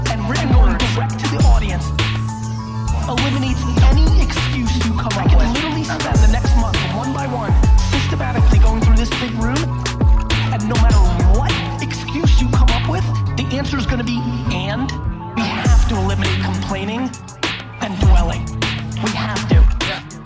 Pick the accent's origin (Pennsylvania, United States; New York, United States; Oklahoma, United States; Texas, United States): New York, United States; New York City; also born or lived in Soviet Union; I live in a studio apartment in Queens